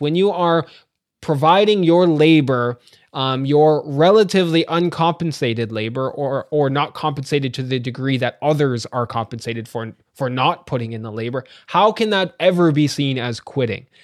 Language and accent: English; Ajax, Ontario, Canada; now in London, Ontario, Canada; I was born in Ajax, Ontario, which is the other side of Toronto